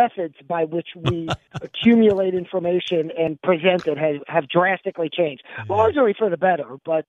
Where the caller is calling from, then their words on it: New York, United States; As you guys know, I'm calling you from New York because my mother has health issues, and I'm here helping her.